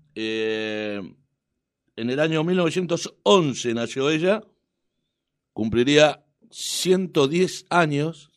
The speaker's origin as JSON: {"language": "Spanish", "area": "Dock Sud", "region": "Buenos Aires", "country": "Argentina", "tie": "born or raised there", "said": "yo soy hombre de Doxú y hombre, digo, un ciudadano de Doxú de toda la vida."}